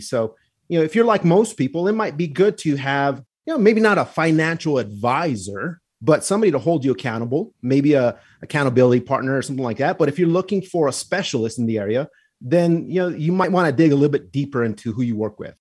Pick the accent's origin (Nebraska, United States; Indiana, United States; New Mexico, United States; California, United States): New Mexico, United States; the Southwest; I am from the Southwest. I like where I was raised.